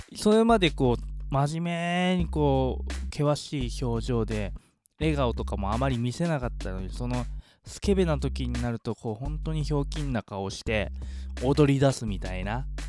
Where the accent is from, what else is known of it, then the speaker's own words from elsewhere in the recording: Yokohama, Kanagawa, Japan; イソゴは自分の地元なんでね